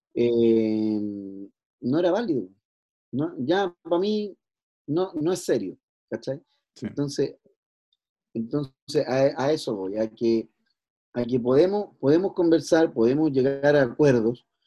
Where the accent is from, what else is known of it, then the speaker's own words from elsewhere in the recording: Chile; la idiosincrasia que tenemos hoy por hoy como chilenos